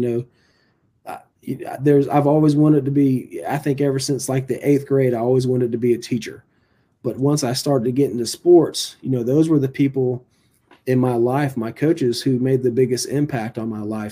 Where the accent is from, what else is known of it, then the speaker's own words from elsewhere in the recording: Virginia Beach, Virginia, United States; also born or lived in Bertie County, North Carolina; now in Kinston, United States; I'm originally from Virginia Beach, Virginia